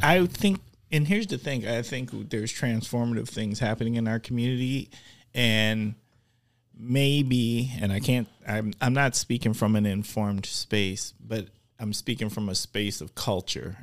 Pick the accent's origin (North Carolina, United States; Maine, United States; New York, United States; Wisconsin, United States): Wisconsin, United States; Milwaukee; I'm from Milwaukee